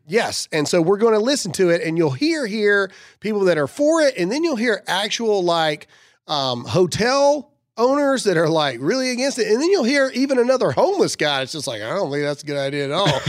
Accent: United States; As an American, whether you're a Christian or not, as an American

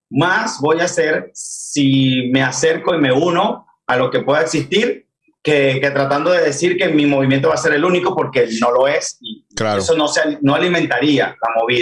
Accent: Venezuela; moved away as an adult; now in Miami, United States; salí de Venezuela junto a mi esposa en el año 2018

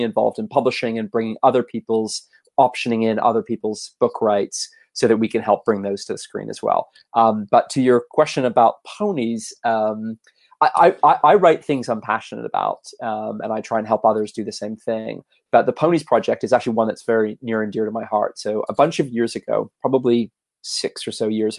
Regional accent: Canada; also born or lived in United States / Los Angeles, United States; now in London, United Kingdom; I grew up in Canada originally

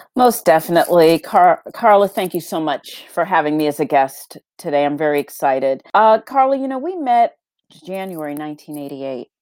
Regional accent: Boston, Massachusetts, United States; growing up in Boston, I was born in Boston, in the Roxbury area of Boston

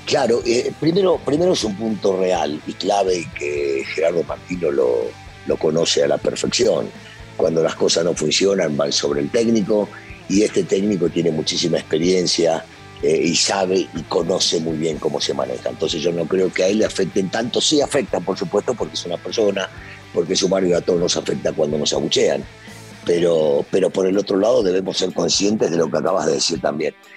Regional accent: Argentina; yo soy bien argentino

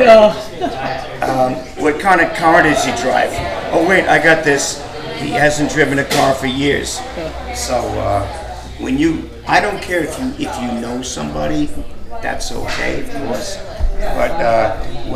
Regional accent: New York City, New York, United States; also born or lived in Jackson Heights, Queens; I grew up in Inwood, the upper top of Manhattan

